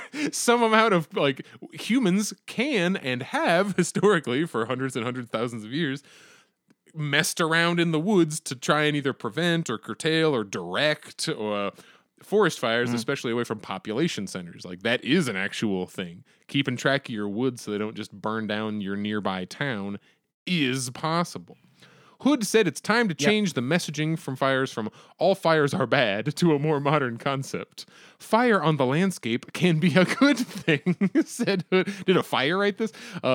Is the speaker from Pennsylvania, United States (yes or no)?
yes; Conneautville, Pennsylvania, United States; I'm from Conneautville.